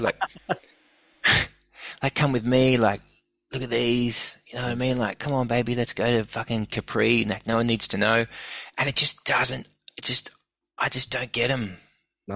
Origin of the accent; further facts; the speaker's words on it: Sydney, New South Wales, Australia; also born or lived in Brisbane; when I was growing up in Sydney